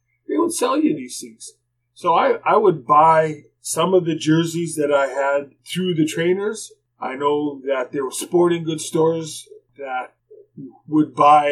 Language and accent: English; Winnipeg, Manitoba, Canada; when I was a young kid growing up in Winnipeg